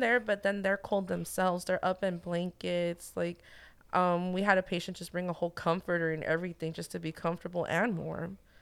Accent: Santa Ana, California, United States; born and raised in Santa Ana

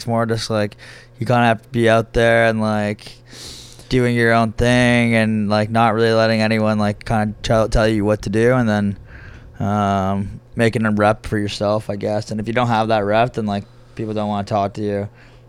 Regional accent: Montreal, Quebec, Canada; also born or lived in London; now in Toronto, Canada; I'm from Montreal originally, so I was like pretty down to move back home

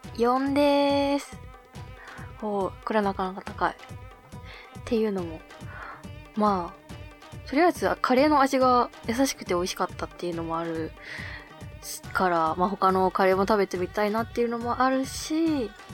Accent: Hokkaido, Japan; moved away as an adult; now in Tokyo, Japan; 北海道の大自然の中で育った

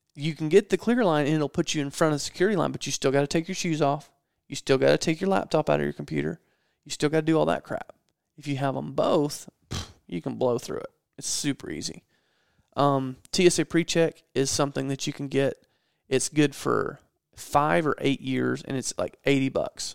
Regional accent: Georgia, United States; I'm from Georgia

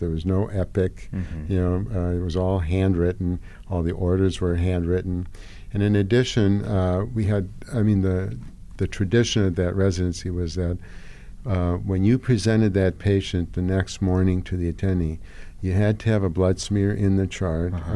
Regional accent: Hungary; now in United States; I grew up in Hungary

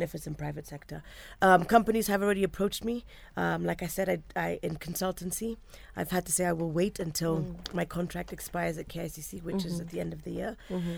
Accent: Kenya; Just being a Kenyan

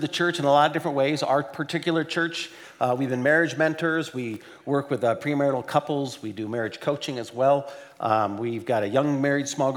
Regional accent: Portland, Oregon, United States; we are from Portland, Oregon

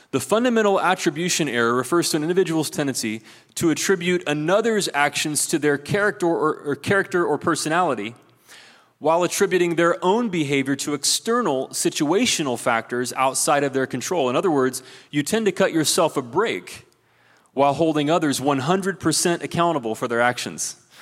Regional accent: Ohio, United States; moved away; There's a guy from my home state of Ohio

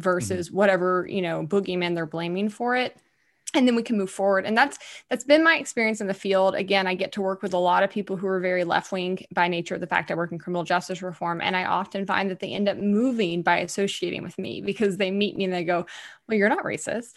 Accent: Alabama, United States; I'm a bit of a hothead from Alabama.

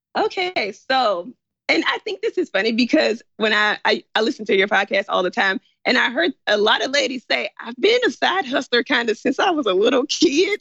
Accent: Memphis, Tennessee, United States; moved away as an adult; also born or lived in China; I'm from Memphis. My parents are in Memphis

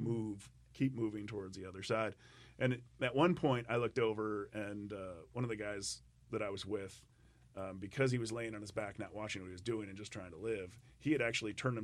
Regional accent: United States; I grew up in the Mississippi, and it was a very narrow part of the river

